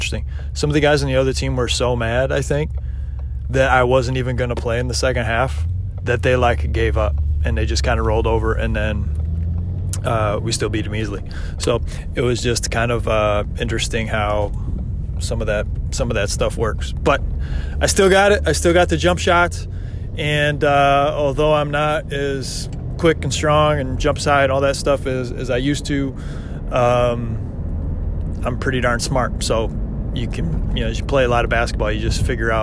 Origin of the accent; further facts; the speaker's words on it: Michigan, United States; moved away; from Michigan